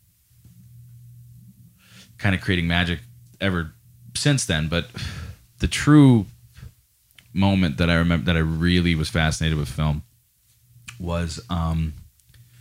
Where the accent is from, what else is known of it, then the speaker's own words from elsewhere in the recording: Scranton, Pennsylvania, United States; also born or lived in Green Ridge, Scranton / West Side, Scranton / Clarks Summit; I was born at CMC Hospital in Scranton